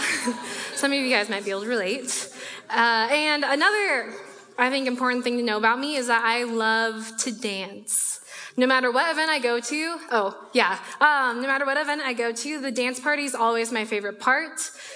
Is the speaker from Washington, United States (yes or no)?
yes; Seattle, Washington, United States; also born or lived in Guangzhou, China; I'm from West Seattle, and this last June, I graduated from the University of Washington.